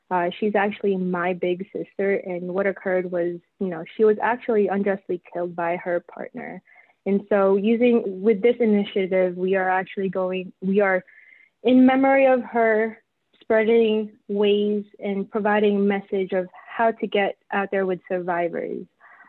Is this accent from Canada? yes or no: no; Philippines; now in Texas, United States; I have long hair, I'm Filipino.